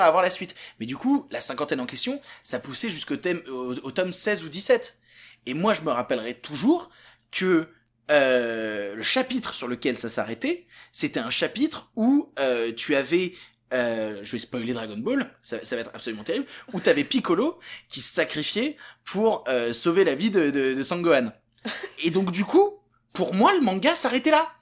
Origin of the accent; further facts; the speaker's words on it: Vienne, Auvergne-Rhône-Alpes, France; j'ai grandi juste à côté de Lyon, dans une petite ville qui s'appelle Vienne